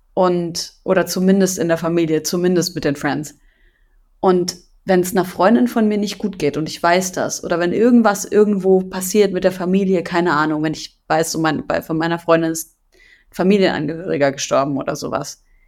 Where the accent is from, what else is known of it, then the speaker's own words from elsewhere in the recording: Syria; now in Germany; meiner Heimat Syrien